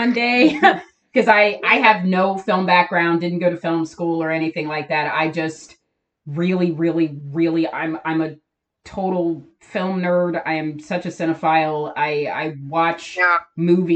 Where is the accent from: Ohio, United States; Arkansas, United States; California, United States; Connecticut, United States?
Ohio, United States; we live in Ohio, we're from Ohio